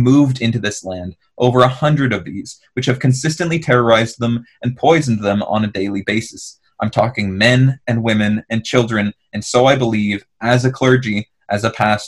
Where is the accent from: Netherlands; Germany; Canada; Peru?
Canada; this is where I identify as being from